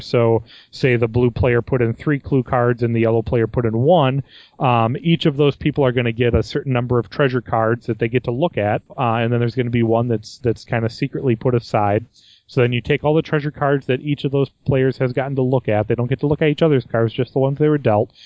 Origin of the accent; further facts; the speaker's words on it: United States; me being American